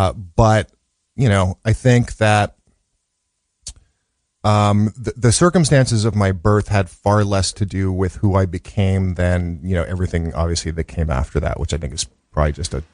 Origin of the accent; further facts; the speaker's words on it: Chicago, Illinois, United States; born there; Well, so I was born in 1965 in Chicago, in the South Side of Chicago.